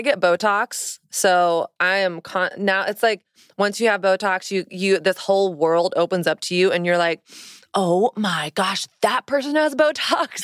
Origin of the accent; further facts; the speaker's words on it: the South, United States; moved away as an adult; now in New York City, United States; I didn't grow up in a Christian home, but I grew up in the South